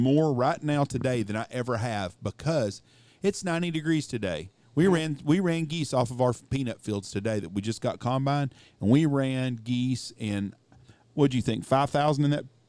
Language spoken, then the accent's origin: English; Wichita Falls, Texas, United States; I grew up in Wichita Falls.